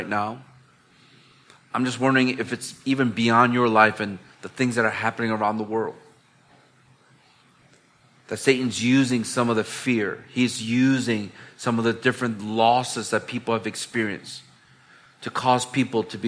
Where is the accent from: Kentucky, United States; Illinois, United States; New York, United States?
Illinois, United States; Chicago; now in Hong Kong; I'm from the Windy City, which is Chicago back in the United States